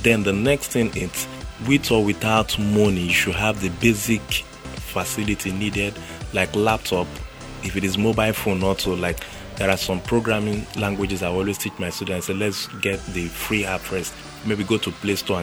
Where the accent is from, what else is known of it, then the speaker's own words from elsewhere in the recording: Lagos, Nigeria; also born or lived in Port Harcourt; where I grew up in Ajegunle, there was nothing like tech then